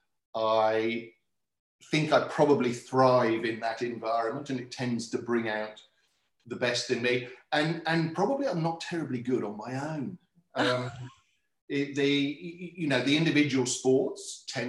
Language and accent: English; Swindon, South West England, United Kingdom; moved away as an adult; now in Launceston, Australia; I was born and brought up in a place called Swindon, which is about 80 kilometres west of London